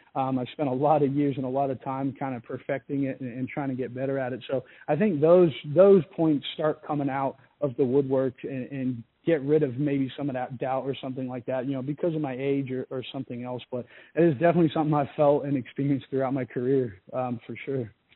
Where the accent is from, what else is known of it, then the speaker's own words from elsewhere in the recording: Australia; moved away as an adult; my life and growing up in Australia